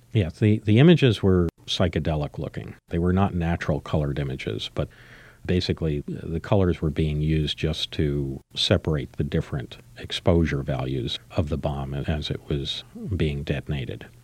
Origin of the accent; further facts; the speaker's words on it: United States; I was really the only American in the room